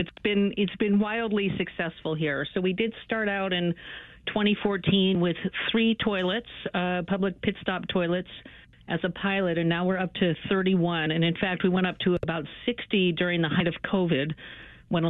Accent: Chicago, Illinois, United States; now in San Francisco, United States; Chicago is my hometown.

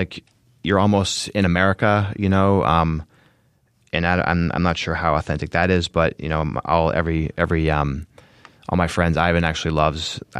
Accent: New Hampshire, United States; moved away as an adult; also born or lived in Phoenix / San Diego / San Francisco / Las Vegas; now in Chicago, United States; I'm from New Hampshire. I moved to Phoenix after culinary school. I lived in San Diego, San Francisco, Las Vegas, and now Chicago.

